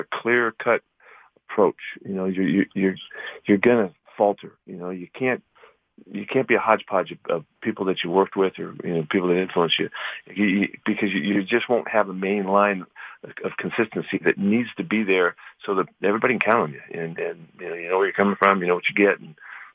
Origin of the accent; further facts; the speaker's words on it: Bay Area, California, United States; I grew up watching him in the Bay Area